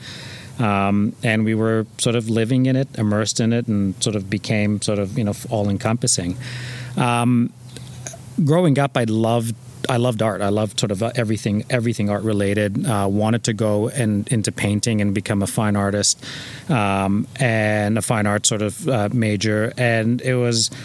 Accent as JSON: {"language": "English", "town": "Toronto", "region": "Ontario", "country": "Canada", "tie": "born or raised there", "also_born_or_lived": "Iran", "said": "We grew up in North York along the Bayview Corridor"}